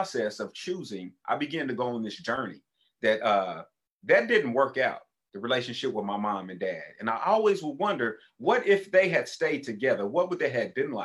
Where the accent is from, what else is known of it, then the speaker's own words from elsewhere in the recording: Tulsa, Oklahoma, United States; when we moved from Oklahoma City to Tulsa, I ended up going to 6 different elementary schools